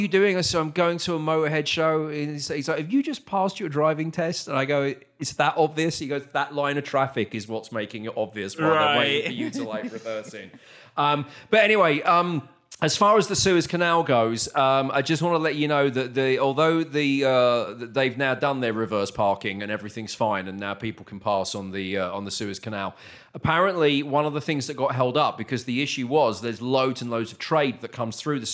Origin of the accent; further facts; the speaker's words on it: United Kingdom; now in Texas, United States; back in the UK